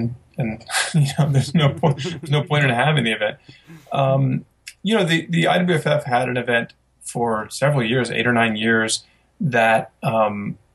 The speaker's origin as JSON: {"language": "English", "region": "Midwest", "country": "United States", "said": "I'm from the Midwest"}